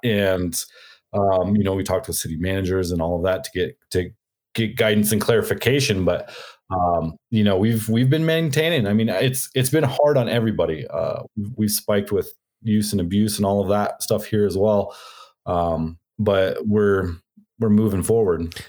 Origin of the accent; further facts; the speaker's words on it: Arizona, United States; I'm from Arizona